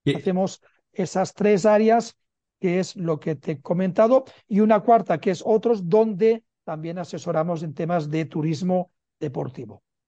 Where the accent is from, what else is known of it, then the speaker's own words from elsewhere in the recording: Barcelona, Catalonia, Spain; now in Madrid, Spain; nacido en Barcelona y vivo en Madrid